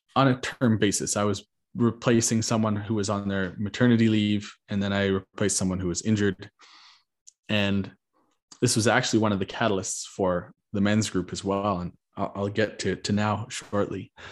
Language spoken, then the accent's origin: English; Canada; I am Canadian